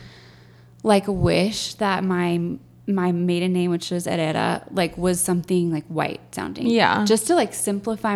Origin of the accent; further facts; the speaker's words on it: Texas, United States; I grew up in Texas